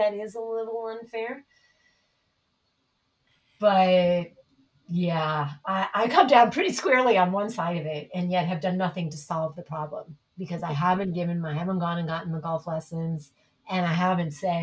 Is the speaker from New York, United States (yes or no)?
yes; New York City, New York, United States; I grew up in the Bronx